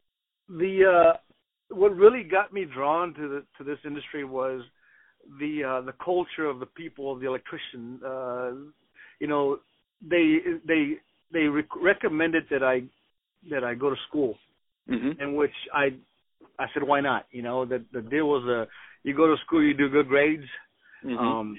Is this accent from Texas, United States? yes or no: yes; Houston, Texas, United States; I am a Houston native. Actually, I'm born and raised in Houston, Texas.